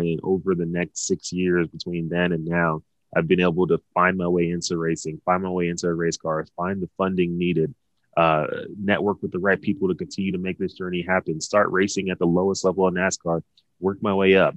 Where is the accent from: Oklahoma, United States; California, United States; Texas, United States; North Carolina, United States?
Texas, United States; Dallas; growing up in Dallas